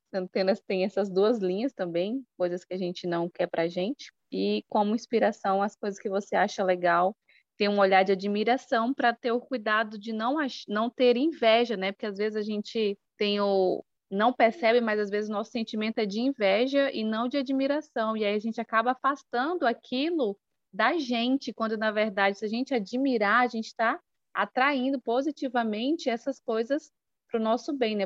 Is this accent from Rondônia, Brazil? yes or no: yes; Porto Velho, Rondônia, Brazil; eu sou da cidade de Porto Velho, aqui da região norte, do estado de Rondônia